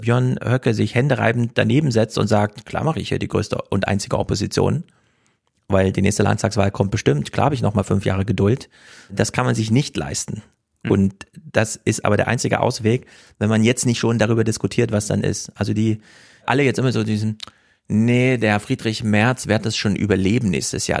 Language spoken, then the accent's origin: German; Thuringia, Germany; moved away; ich als Thüringer